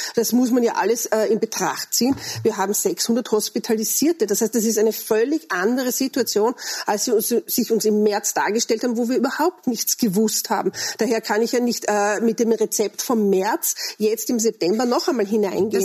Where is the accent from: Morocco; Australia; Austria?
Austria; bei uns in Österreich